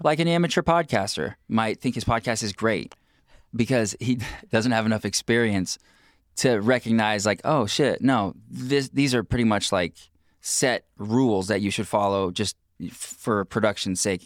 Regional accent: Pacific Northwest, United States; we're from the Pacific Northwest

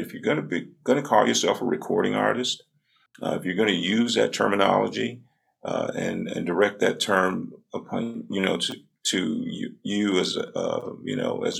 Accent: Birmingham, Alabama, United States; being from the South, I was born and raised in Birmingham, Alabama, in the 60s

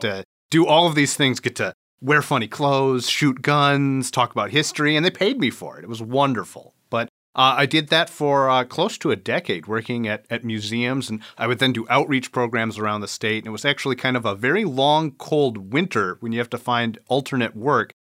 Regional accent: Port Huron, Michigan, United States; also born or lived in Dearborn, Michigan; back here in Port Huron, my hometown, where all my folks were still

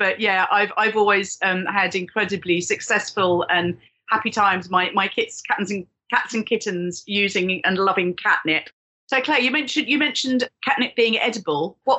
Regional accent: London, United Kingdom; growing up in London

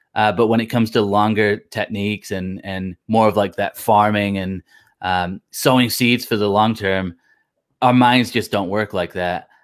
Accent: Blackpool, North West England, United Kingdom; now in United States; I'm originally from Blackpool

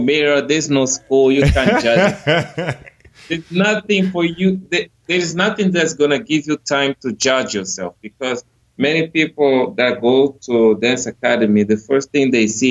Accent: Angola; I come from Angola

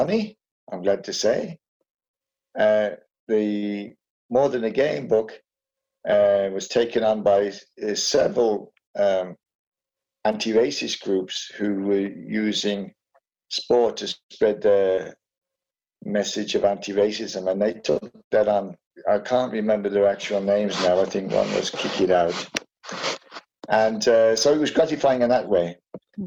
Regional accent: Wolverhampton, West Midlands, United Kingdom; I also grew up in Wolverhampton

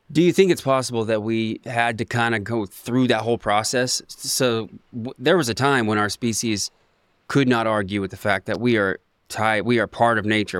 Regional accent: Ocean Park, Washington, United States; I grew up in Ocean Park

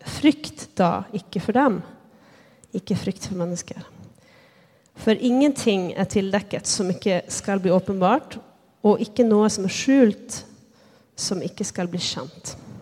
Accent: Lycksele, Västerbotten County, Sweden; moved away as an adult; now in Bergen, Norway; jag är född och uppväxt i Sverige, i Nordsverige, närmare bestämt Lycksele

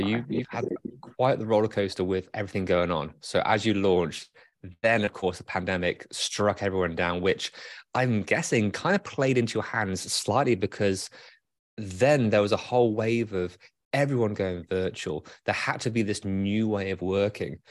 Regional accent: United Kingdom; now in Michigan, United States; I'm British

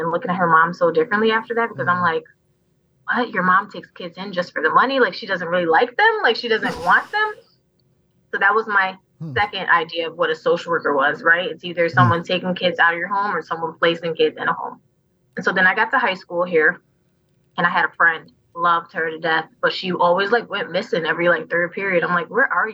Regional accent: New York City, New York, United States; now in New Haven, United States; I was born in the Bronx

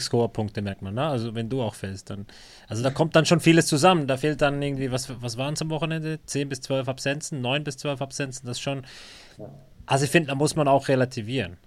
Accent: Bern, Switzerland; ich bin Berner

